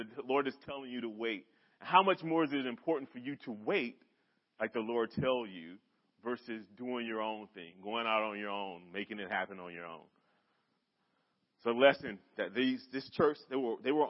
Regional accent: North Carolina, United States; also born or lived in Bedford; now in Lynchburg, United States; I'm from North Carolina

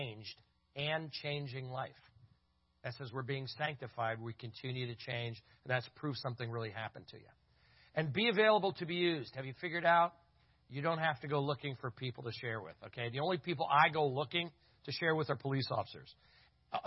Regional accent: Berks County, Southeastern Pennsylvania, United States

